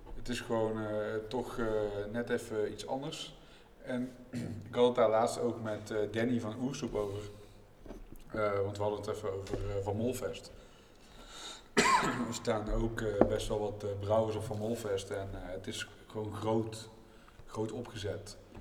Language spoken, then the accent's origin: Dutch; North Brabant, Netherlands; als Brabanders